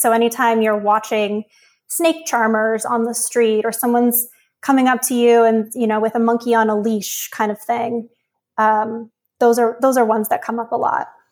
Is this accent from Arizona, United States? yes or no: no; Uniontown, Pennsylvania, United States; I grew up in rural Pennsylvania south of Pittsburgh